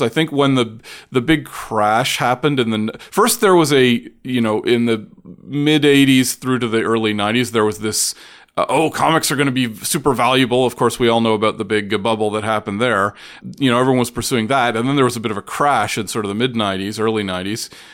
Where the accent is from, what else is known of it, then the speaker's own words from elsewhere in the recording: Oshawa, Ontario, Canada; also born or lived in Toronto; I grew up in Oshawa, but around and, and in Toronto